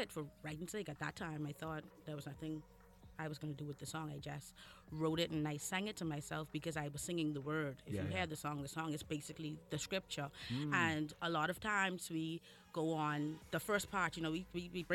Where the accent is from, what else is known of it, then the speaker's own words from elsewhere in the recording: Bahamas; I am here from the Bahamas.